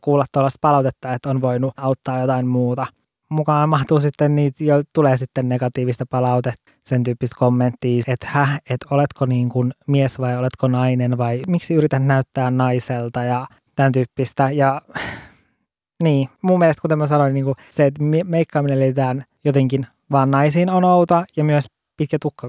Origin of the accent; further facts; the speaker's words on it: Lapland, Finland; olen kotoisin Lapista